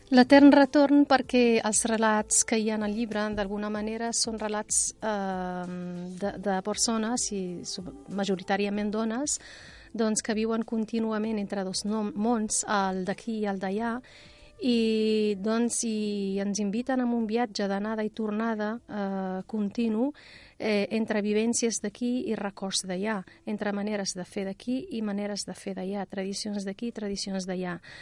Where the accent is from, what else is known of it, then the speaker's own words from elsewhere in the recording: Rif, Morocco; now in Catalonia, Spain; del Rif, d'on vinc jo, d'on sóc originària